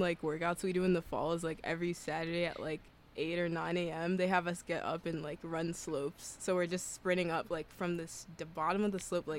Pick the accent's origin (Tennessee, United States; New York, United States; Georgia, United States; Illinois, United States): Illinois, United States; Chicago; I'm from Chicago